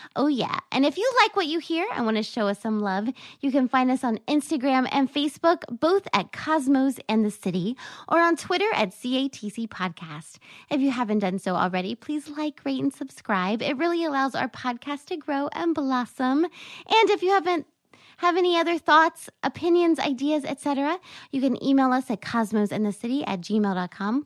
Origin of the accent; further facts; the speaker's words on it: North Carolina, United States; moved away; also born or lived in New York; I'm from North Carolina